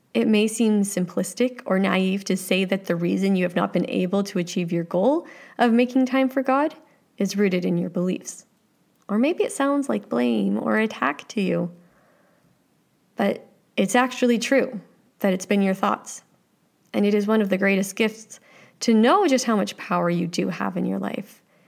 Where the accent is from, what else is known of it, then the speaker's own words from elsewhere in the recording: Canada; I like being Canadian